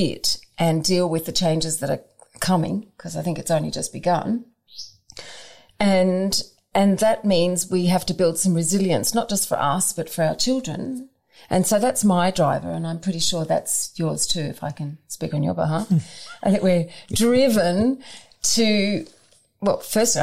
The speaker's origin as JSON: {"language": "English", "region": "suburban Victoria", "country": "Australia", "tie": "born or raised there", "said": "I was raised in suburban Victoria"}